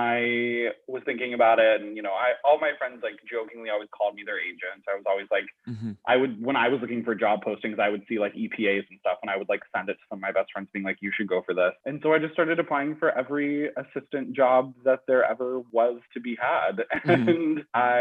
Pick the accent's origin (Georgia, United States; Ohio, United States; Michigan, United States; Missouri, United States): Missouri, United States; St. Louis; moved away as an adult; now in New York, United States; I worked at the Muni for a while because I'm from St. Louis. So it's like kind of a hometown place.